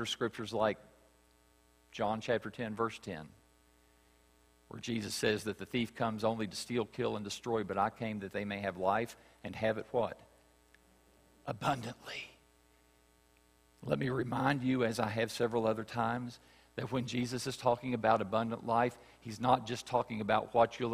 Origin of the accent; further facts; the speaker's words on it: West Virginia, United States; I grew up in West Virginia.